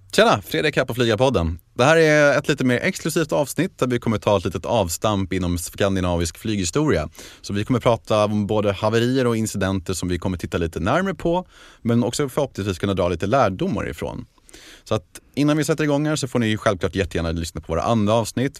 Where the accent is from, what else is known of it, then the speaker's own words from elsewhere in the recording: Stockholm, Stockholm County, Sweden; jag själv är född och uppväxt i Bromma